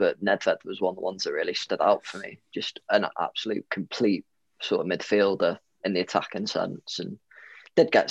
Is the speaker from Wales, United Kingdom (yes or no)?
yes; Rhyl, Welsh, Wales, United Kingdom; also born or lived in Leeds; We're from Real, so our reputation precedes us